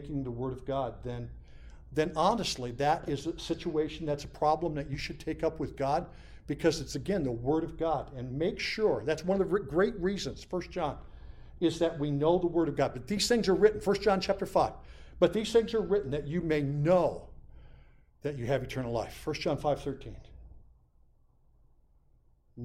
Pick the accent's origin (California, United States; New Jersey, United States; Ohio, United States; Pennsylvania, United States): Pennsylvania, United States; Montrose; moved away as an adult; now in Lackawanna County, United States; my hometown